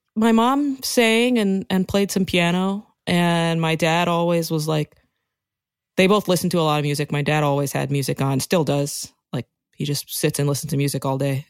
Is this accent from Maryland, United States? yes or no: yes; Rockville, Maryland, United States; moved away as an adult; also born or lived in Washington, D.C. / Brooklyn; I grew up in Rockville, Maryland